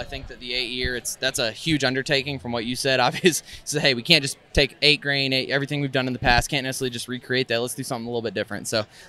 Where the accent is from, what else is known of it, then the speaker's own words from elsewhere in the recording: United States; I also love maple and I love bacon, of course, because I'm American.